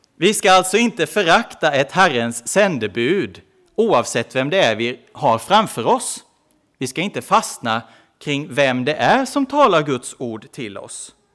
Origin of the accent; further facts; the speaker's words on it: Växjö, Kronoberg County, Sweden; Nu är jag inte i Växjö just, där jag kommer ifrån, men ganska nära.